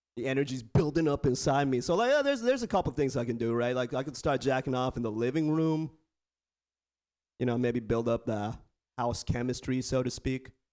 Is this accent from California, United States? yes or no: yes; Bay Area, California, United States; I was born and raised in the Bay Area born and raised